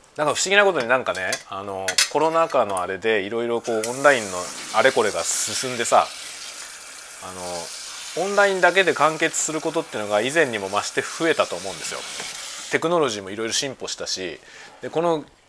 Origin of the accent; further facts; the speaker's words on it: Japan; 同じ日本人だからさ。